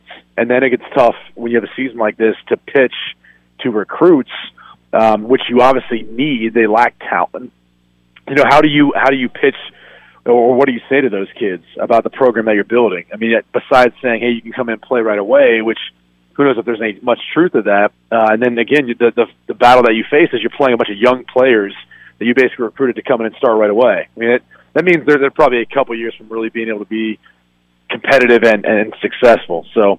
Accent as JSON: {"language": "English", "region": "Ohio", "country": "United States", "tie": "born or raised there", "said": "I mean, I grew up in Ohio, so I remember it."}